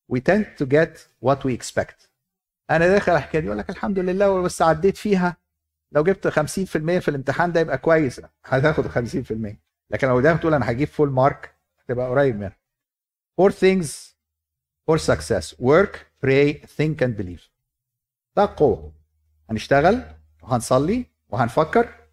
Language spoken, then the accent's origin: Arabic; Egypt; عندنا في مصر